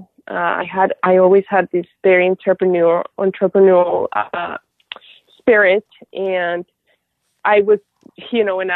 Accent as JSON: {"language": "English", "country": "Colombia", "also_born_or_lived": "Houston", "moved": "yes", "said": "I'm from Colombia originally"}